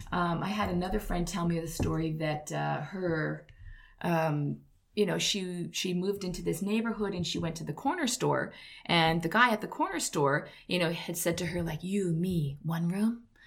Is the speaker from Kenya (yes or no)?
no; Canada; moved away as an adult; now in Korea